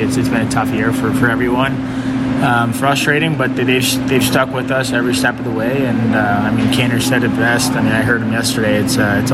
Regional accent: Toronto, Ontario, Canada; also born or lived in Winnipeg / Montreal; now in Chicago, United States; going back home in Toronto, seeing the family and friends and everyone

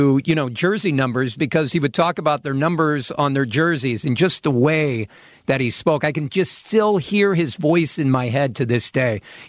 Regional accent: Peoria, Illinois, United States; I grew up in Peoria, which is half Cubs, half Cardinals.

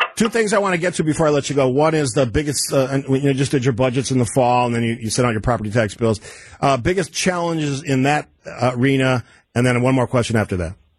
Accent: Cudahy, Wisconsin, United States; I grew up in Cudahy. It's a smaller community in Milwaukee County, located along the lake.

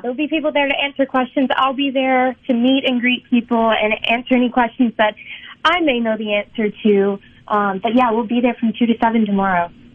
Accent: Mississippi, United States; moved away; it is my home state

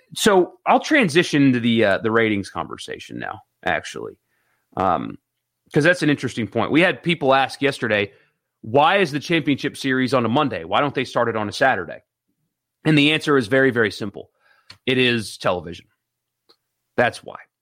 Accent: Greenville, South Carolina, United States; moved away; Greenville, South Carolina, my hometown

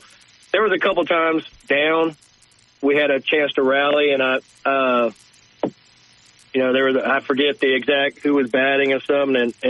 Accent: San Diego, California, United States; I'm from San Diego

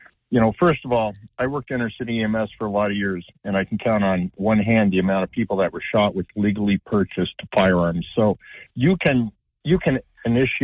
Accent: Canada; now in United States; I'm originally from Canada, where they don't have the best health care

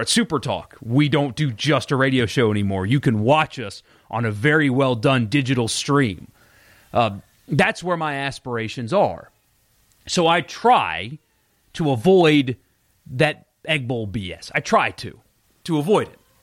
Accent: South Carolina, United States; moved away as an adult; also born or lived in Mississippi; I, I grew up in South Carolina

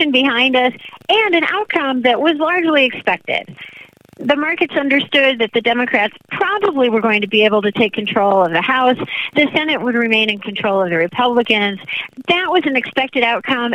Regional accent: Chicago, Illinois, United States; moved away as an adult; now I am back in Chicago, my hometown

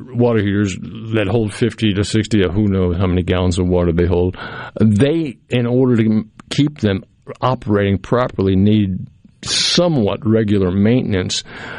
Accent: Cape Cod Canal, Massachusetts, United States; now in Mississippi, United States; I grew up in Massachusetts in the Cape Cod Canal

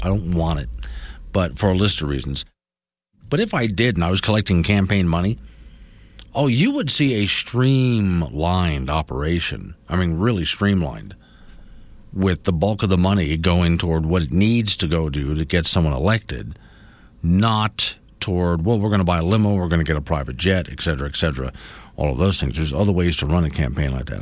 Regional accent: Florida, United States; moved away; I grew up in Florida

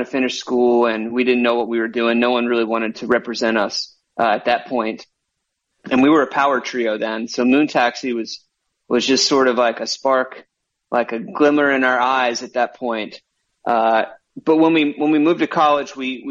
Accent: Vestavia Hills, Alabama, United States; We grew up in Vestavia, which is right adjacent to Mountain Brook

